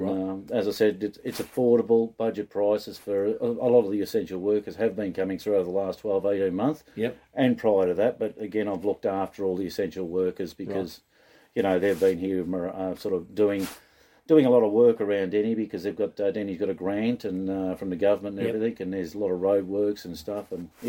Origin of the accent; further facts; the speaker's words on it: Deniliquin, New South Wales, Australia; I am from Deniliquin, Car-o-tel and Caravan Park.